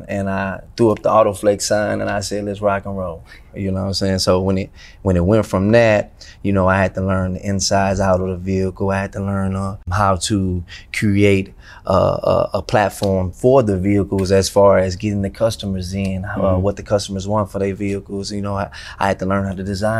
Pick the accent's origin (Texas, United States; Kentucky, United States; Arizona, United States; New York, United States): Texas, United States; Houston; I'm from Houston, North Side to be exact